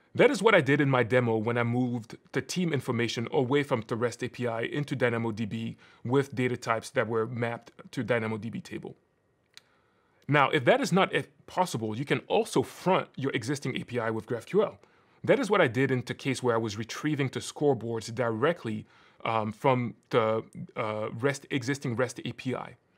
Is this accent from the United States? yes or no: no; Cameroon; moved away; I'm originally from Cameroon